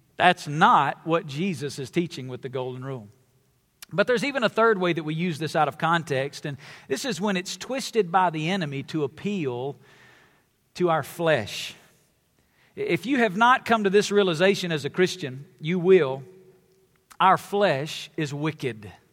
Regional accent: the South, United States; I come from the South, it's where I was born and raised

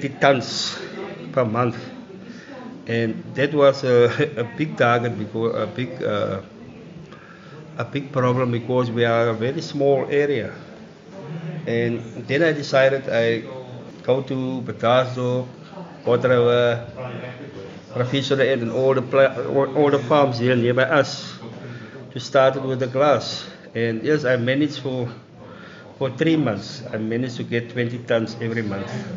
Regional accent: Genadendal, Western Cape, South Africa; I'm from Genade now

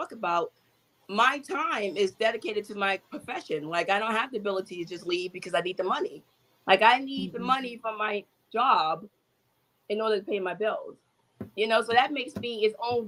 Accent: New York City, New York, United States; I'm from New York City, and I grew up poor on welfare

